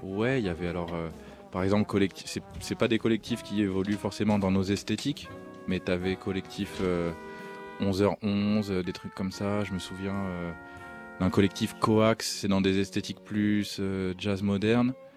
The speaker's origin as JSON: {"language": "French", "town": "Alfortville", "region": "Île-de-France", "country": "France", "also_born_or_lived": "New York", "said": "je viens d'Alfortville"}